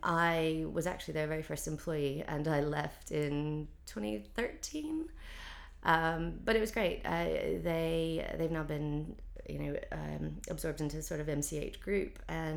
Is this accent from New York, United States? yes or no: no; North Carolina, United States; moved away as an adult; now in London, United Kingdom; I moved over to London from North Carolina in 2003.